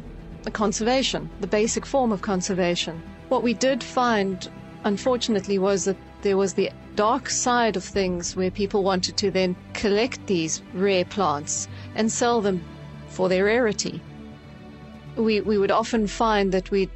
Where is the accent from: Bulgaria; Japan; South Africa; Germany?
South Africa; now in United Kingdom; growing up in South Africa and seeing the species in the wild